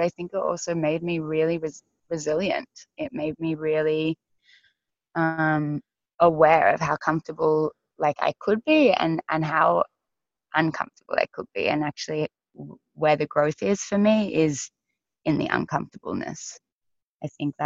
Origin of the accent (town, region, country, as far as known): Grafton, New South Wales, Australia; born or raised there; also born or lived in Sydney, Australia